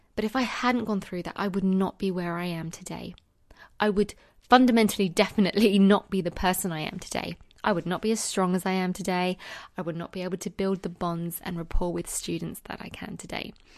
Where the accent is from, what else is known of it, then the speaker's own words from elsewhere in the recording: United Kingdom; accent: British; in the U K right now, where I am, obviously, if you couldn't tell from my accent.